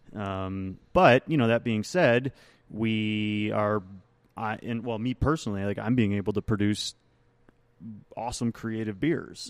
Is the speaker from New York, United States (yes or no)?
yes; Rochester, New York, United States; moved away; I actually went back to my hometown of Rochester, New York